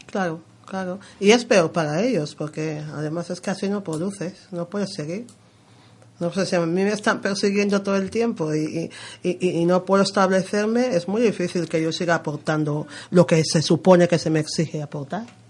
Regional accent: Malabo, Bioko Norte, Equatorial Guinea; first language Spanish; now in Madrid, Spain; Guinea Ecuatorial, de, mi, de mi tierra y de, Malabo

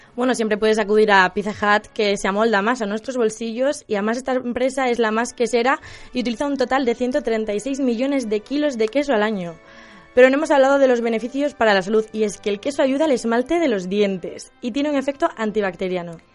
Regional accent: Galicia, Spain; mi tierra

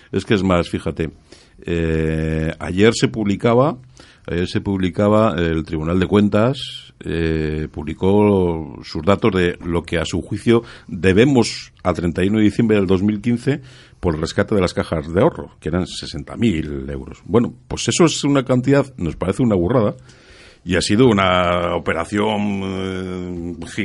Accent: Spain; como pagano español, normalito

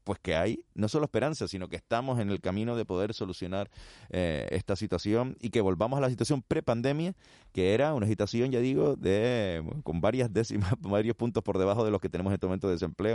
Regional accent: Canary Islands, Spain

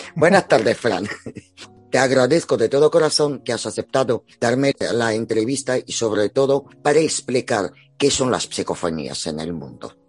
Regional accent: Spain; Somos españoles, captamos español.

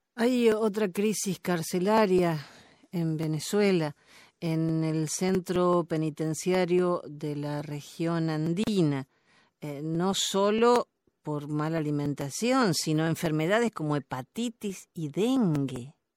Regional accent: Argentina; como decimos en mi país

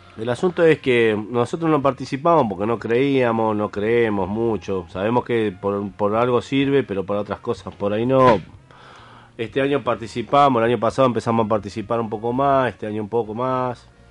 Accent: Argentina; lo que nosotros queremos como sociedad argentina

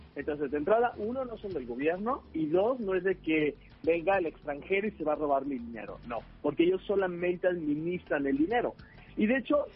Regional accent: Mexico; Nosotros, como mexicanos

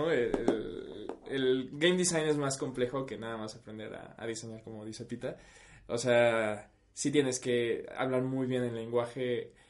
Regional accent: Tabasco, Mexico; porque somos de Tabasco.

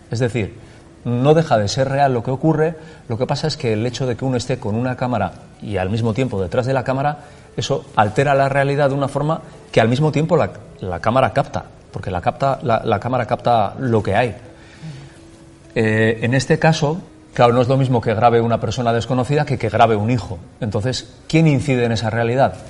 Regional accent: Basque Country, Spain; todas las vivencias que nosotros hemos tenido como vascos que han vivido el conflicto

